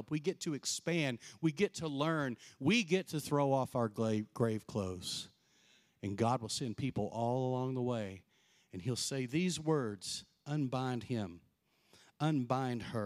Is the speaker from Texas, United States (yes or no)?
yes; Texas, United States; I was born and raised in Texas